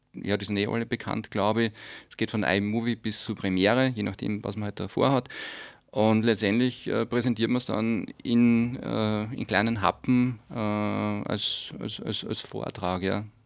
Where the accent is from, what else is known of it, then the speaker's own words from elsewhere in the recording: Steyr, Upper Austria, Austria; In meiner Heimatstadt bin ich zweimal, in Steyr